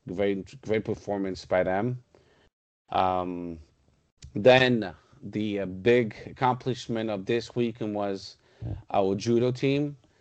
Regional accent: Portugal; close to my hometown, Sgeda

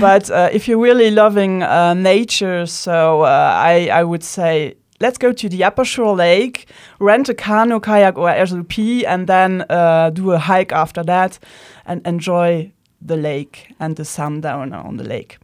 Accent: Luxembourg; first language Luxembourgish; English is a second language; I was born in Luxembourg, so I'm a Luxembourgish native

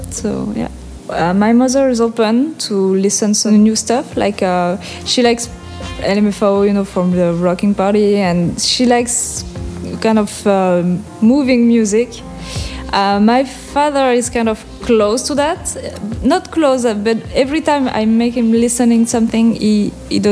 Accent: French Basque Country, Nouvelle-Aquitaine, France; first language French; English is a second language; moved away as an adult; also born or lived in Aruba / Sint Maarten; I'm from Pays Basque, and this is it's a part of France

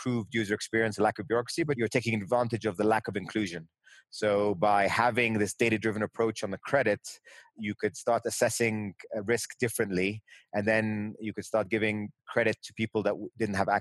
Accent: London, United Kingdom; also born or lived in New York, United States; My parents then moved to London, which is where I grew up kind of in more of my formative years

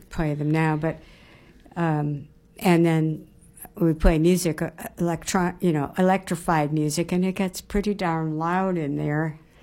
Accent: near Detroit, Michigan, United States; I grew up near Detroit

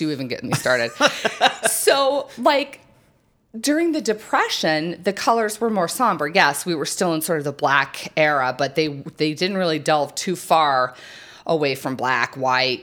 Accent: New Mexico, United States; I grew up in New Mexico where that hot, hot sun is just, you know, beaten oh, down all the time

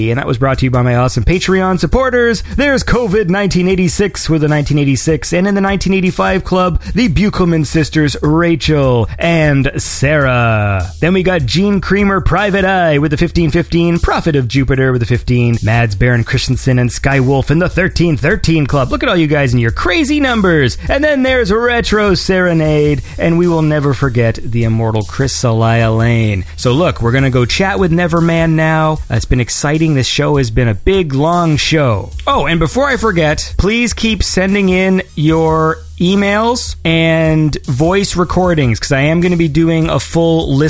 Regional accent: Sweden; I'm from Sweden

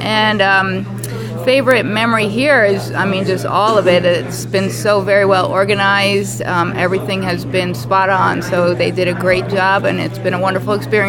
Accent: Dover, Delaware, United States; from Dover, Delaware

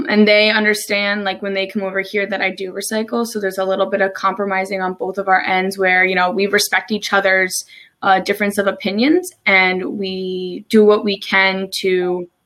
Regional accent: New Jersey, United States; moved away as an adult; also born or lived in Maryland; now in Salisbury, United States; I'm originally from New Jersey. I moved to Maryland about almost 3 years ago now.

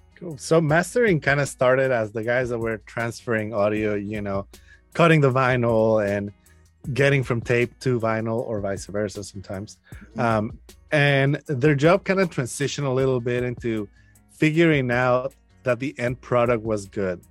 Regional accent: Mexico City, Mexico; now in Austin, United States; I'm from Mexico City. Um, I live in Austin, Texas now

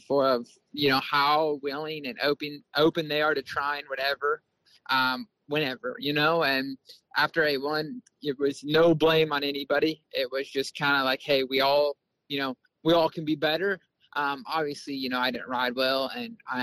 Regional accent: Bakersfield, California, United States; I come from Bakersfield. There's dirt track, asphalt

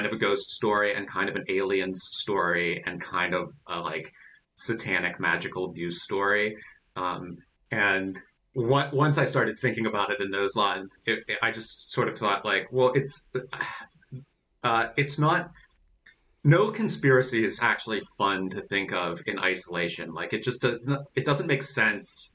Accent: Pittsburgh, Pennsylvania, United States; also born or lived in Greensburg, Pennsylvania / Uniontown, Pennsylvania; when I was growing up in Western Pennsylvania, like in Pittsburgh and then in Greensburg in Westmoreland County and then in Uniontown in Fayette County

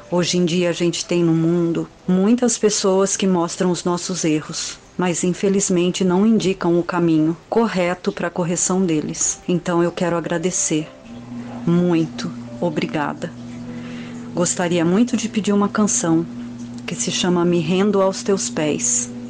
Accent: São Paulo, Brazil; eu sou de São Paulo, capital.

